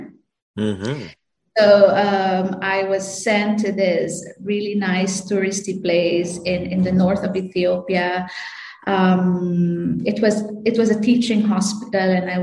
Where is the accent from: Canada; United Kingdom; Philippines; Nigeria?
Philippines; Canlaon, Negros Oriental; moved away; I volunteered in like rural health units in Canlaon City, Negros Oriental. So that's where I come